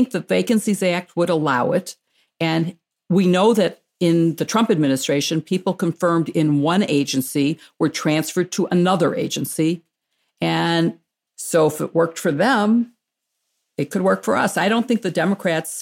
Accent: Skokie, Illinois, United States; my hometown of Skokie

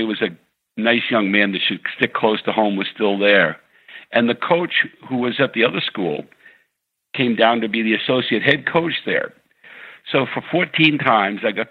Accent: New England, United States; I was from New England and Irish Catholic

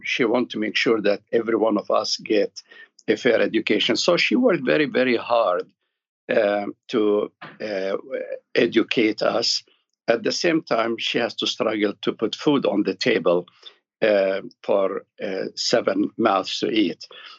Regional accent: Jerusalem, Palestine; born there; Yeah, well, my story starts in Jerusalem. I was born in Jerusalem.

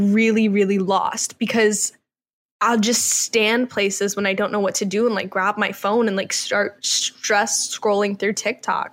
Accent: Georgia, United States; now in Los Angeles, United States; I grew up in Georgia

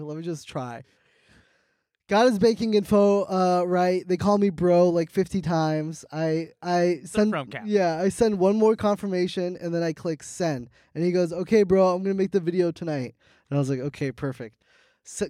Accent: California, United States; America, California

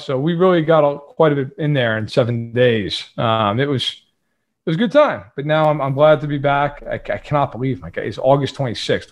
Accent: New York, United States; I am not from Kansas City. I am, I'm from New York

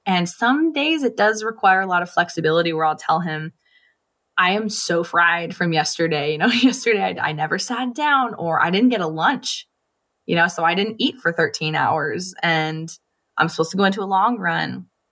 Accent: Los Angeles, California, United States; I'm from Los Angeles. I lived at the beach in our flip-flops all the time

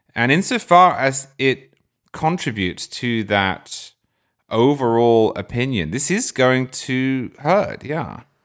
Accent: England, United Kingdom; now in United States; growing up in England, where it's not like that at all.

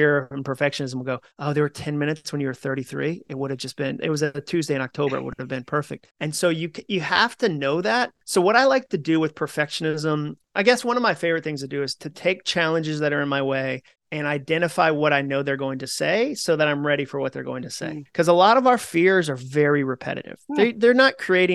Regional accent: Massachusetts, United States; moved away as an adult; also born or lived in Birmingham, Alabama; I grew up in Massachusetts.

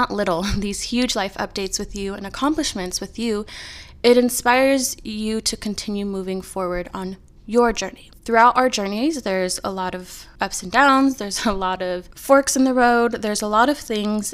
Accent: California, United States; We are both born and raised in California. We've never lived anywhere else other than California

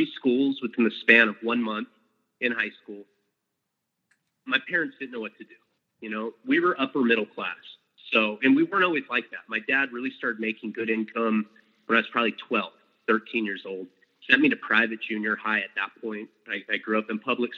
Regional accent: Santa Barbara, California, United States; also born or lived in Boston, Massachusetts; I was born in Boston, Massachusetts, and I'm an only child. We moved out to California, Santa Barbara, California, when I was 3 years old

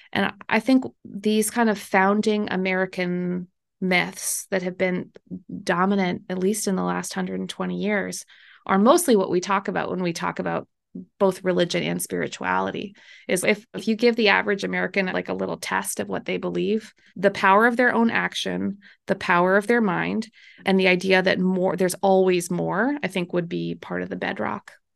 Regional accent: Manitoba, Canada; I'm Canadian and I'm from the very middle, the part that nobody goes

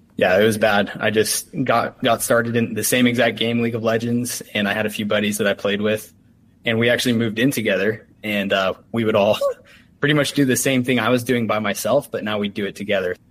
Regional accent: Utah, United States; I'm from Utah

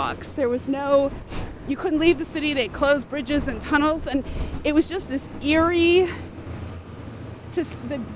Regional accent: New York City, New York, United States; born or raised there

